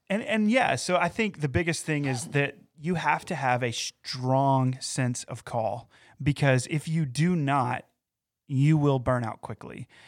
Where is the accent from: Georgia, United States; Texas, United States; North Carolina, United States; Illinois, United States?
North Carolina, United States; Valdese; also born or lived in Morganton; So, for me, coming into my hometown in, in a way, so I, I, didn't grow up exactly in Morganton. I grew up in a town called Valdese, which is yeah. in Burke County.